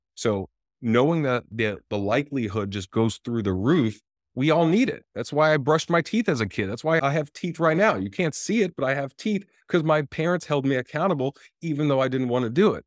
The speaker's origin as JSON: {"language": "English", "region": "Florida", "country": "United States", "tie": "born or raised there", "also_born_or_lived": "Johannesburg, South Africa / Tampa, Florida / Miami, Florida", "moved": "as an adult", "lives_now": "West Hollywood, United States", "said": "I grew up in Florida up until about twenty-five years old"}